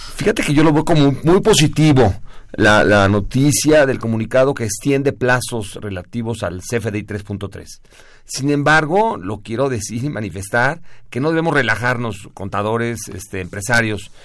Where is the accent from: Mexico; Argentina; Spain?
Mexico; somos mexicanos, guadalupanos